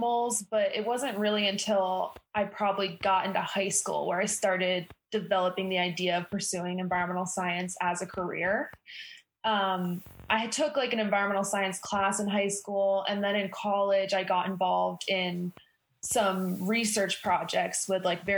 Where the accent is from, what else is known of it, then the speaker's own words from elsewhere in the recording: Rutland, Vermont, United States; moved away as an adult; now in Bozeman, United States; I grew up in Rutland, Vermont